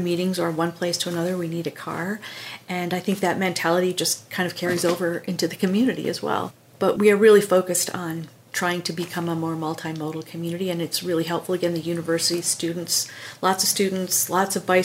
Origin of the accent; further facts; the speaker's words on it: Minnesota, United States; I grew up in Minnesota, in a family that wasn't political really by any means